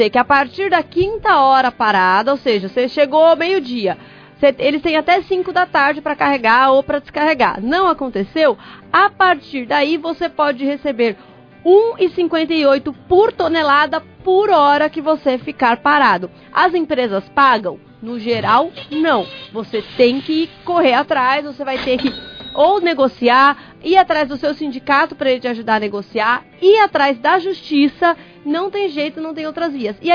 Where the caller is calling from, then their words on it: Ibiúna, São Paulo, Brazil; Abraço, sou de Ibiúna, São Paulo.